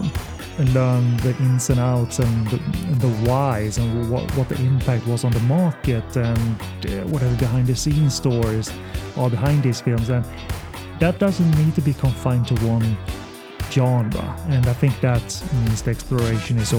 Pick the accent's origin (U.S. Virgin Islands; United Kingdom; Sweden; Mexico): Sweden; English is a second language; I'm from Sweden, so excuse the accent